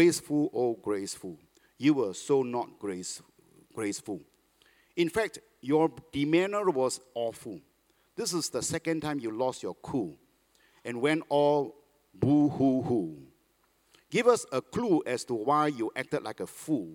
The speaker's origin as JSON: {"language": "English", "country": "Malaysia", "moved": "yes", "lives_now": "Singapore", "said": "I'm a Malaysian"}